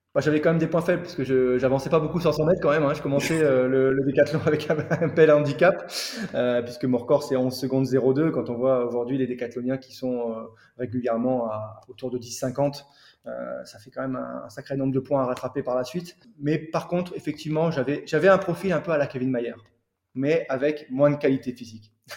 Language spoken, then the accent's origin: French; Calais, Hauts-de-France, France; je suis originaire de Calais